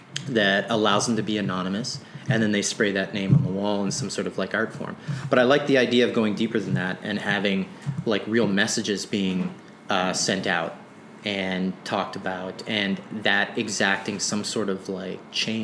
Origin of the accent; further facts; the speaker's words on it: Sydney, Nova Scotia, Canada; born there; also born or lived in Toronto; now in Winnipeg, Canada; Before Winnipeg, I came from Toronto, but I'm a Nova Scotia native. I was born there. I was born in Sydney, Cape Breton, and slowly moved west. And that just had to do with my father and his work.